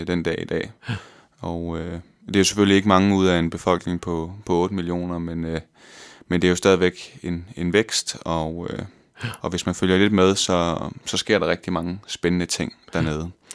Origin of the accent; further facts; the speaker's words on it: West Jutland, Central Denmark Region, Denmark; moved away as an adult; also born or lived in Vejle; now in Copenhagen, Denmark; jeg er fra Vestjylland, fra en lille by, der hedder Jannerlund, ja. øh, hvor jeg boede indtil jeg var 20 år gammel